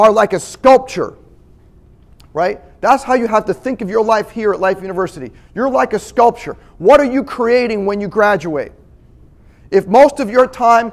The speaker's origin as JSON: {"language": "English", "town": "Lynbrook", "region": "New York", "country": "United States", "moved": "yes", "lives_now": "Atlanta, United States", "said": "I came from Lynbrook, New York. Little town in Long Island, New York."}